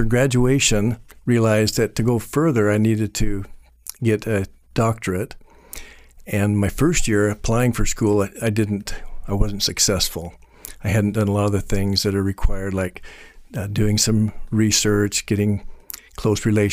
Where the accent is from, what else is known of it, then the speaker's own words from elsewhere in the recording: Boise, Idaho, United States; also born or lived in Belgium; I was born and raised here in Boise